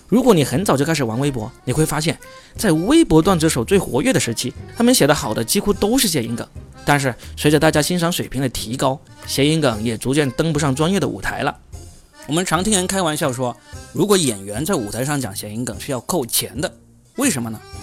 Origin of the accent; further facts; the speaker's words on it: southern China, China; accent: southern; 我这个南方口音的人